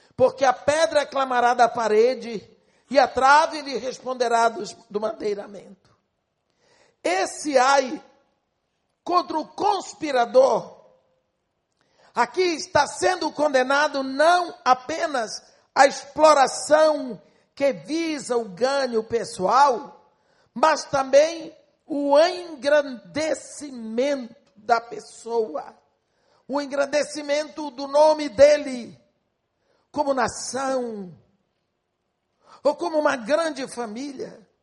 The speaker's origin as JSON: {"language": "Portuguese", "country": "Brazil", "said": "eu sou brasileira"}